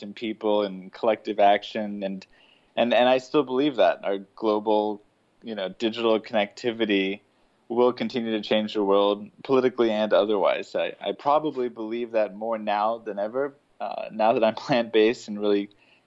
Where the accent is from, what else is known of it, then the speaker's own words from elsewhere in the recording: Denver, Colorado, United States; also born or lived in Chicago, Illinois / Atlanta, Georgia; I was born in Chicago, raised in Atlanta, but my teenage years were in Denver, so Colorado is really home